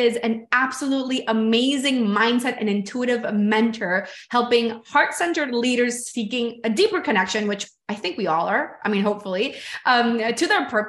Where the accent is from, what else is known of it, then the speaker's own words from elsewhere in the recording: Brazil; born there; moved away; also born or lived in Venezuela / Spain / United States / India; I was born in Brazil, moved to Venezuela, moved to Spain, to the US, to India. So I've lived all over the world too.